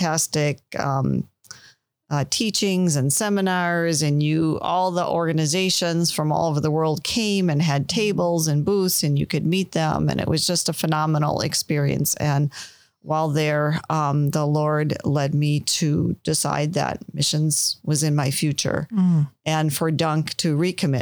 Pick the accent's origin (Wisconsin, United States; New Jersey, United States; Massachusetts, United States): Wisconsin, United States; Milwaukee; also born or lived in Green Bay, Wisconsin; I grew up in Milwaukee, Wisconsin